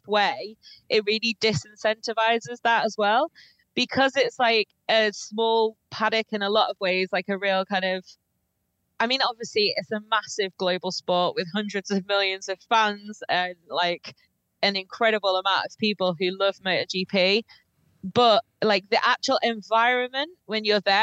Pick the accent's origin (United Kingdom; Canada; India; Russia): United Kingdom; being British